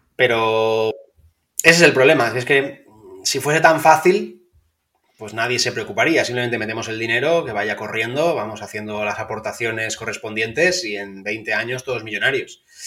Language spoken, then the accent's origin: Spanish; Valencia, Valencian Community, Spain; como yo soy de Valencia